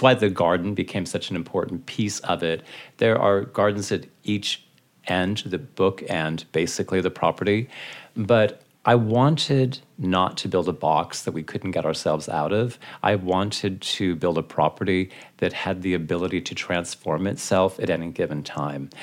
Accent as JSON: {"language": "English", "town": "Seattle", "region": "Washington", "country": "United States", "tie": "born or raised there", "also_born_or_lived": "Beverly Hills / Dallas", "moved": "as an adult", "said": "growing up in Seattle, I mean, Seattle's an amazing city"}